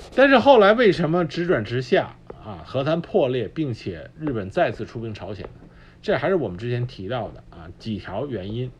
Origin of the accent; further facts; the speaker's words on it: China; 我们中国人